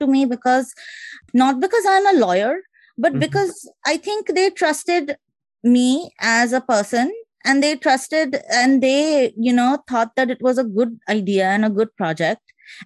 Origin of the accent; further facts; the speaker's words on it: Kolkata, West Bengal, India; moved away as an adult; also born or lived in Haryana / New Delhi; now in United States; I'm also from Calcutta